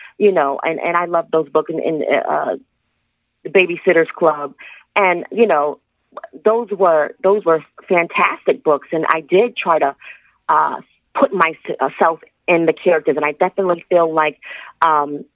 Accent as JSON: {"language": "English", "town": "Springfield", "region": "Massachusetts", "country": "United States", "tie": "born or raised there", "also_born_or_lived": "Connecticut", "said": "I was born in Springfield, Massachusetts"}